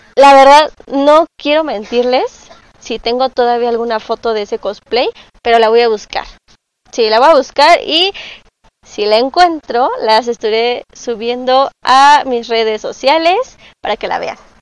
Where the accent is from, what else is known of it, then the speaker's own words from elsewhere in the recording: Mexico City, Mexico; soy cosplayer y soy originaria de la Ciudad de México